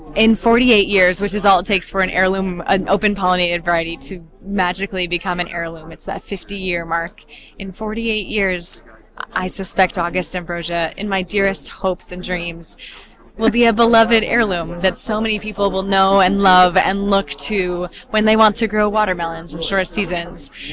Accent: upstate New York Finger Lakes, United States; moved away as an adult; I moved back to my hometown in the gorgeous upstate New York Finger Lakes

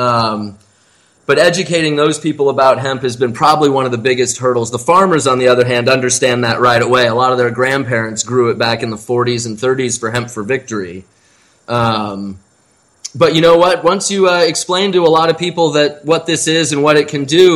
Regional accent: Iowa, United States; moved away; my home state

